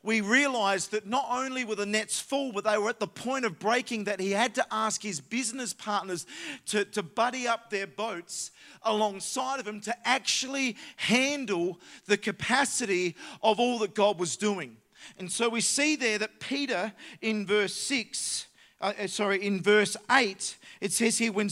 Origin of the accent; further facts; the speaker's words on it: Adelaide, South Australia, Australia; we come from Adelaide.